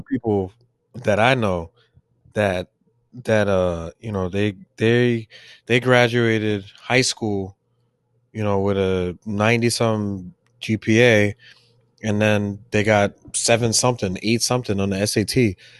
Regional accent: New York City, New York, United States; also born or lived in Staten Island; I was born in Brooklyn, I grew up in Brooklyn, and then moved to Staten Island

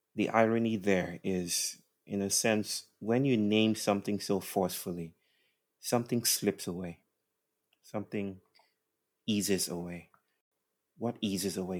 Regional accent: Nigeria; I was brought up in Christianized Nigeria

